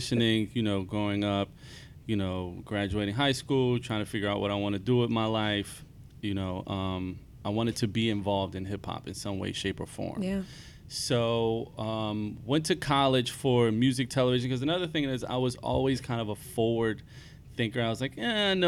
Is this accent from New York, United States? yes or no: no; Philadelphia, Pennsylvania, United States; So I grew up in West Philadelphia, born and raised